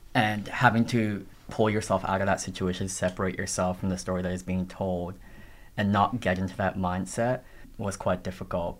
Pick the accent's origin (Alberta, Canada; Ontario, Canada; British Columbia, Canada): Ontario, Canada; Toronto; English is a second language; moved away as an adult; now in Australia; growing up in Toronto in the neighborhood that I grew up in, which was like a black and brown Tamil immigrant neighborhood.